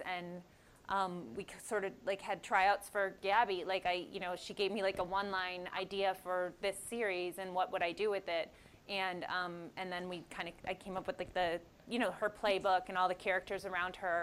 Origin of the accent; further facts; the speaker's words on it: Oakland, California, United States; I'm from Oakland